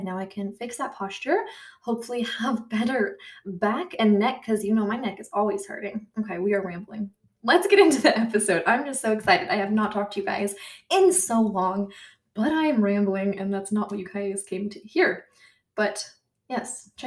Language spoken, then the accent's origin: English; United States; accent: American; I'm American